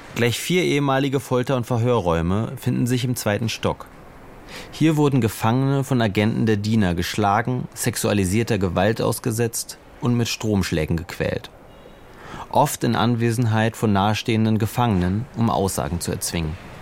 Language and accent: German; Berlin, Germany; unzählige Liederabende mit anderen Exilierten in unserem Berliner Wohnzimmer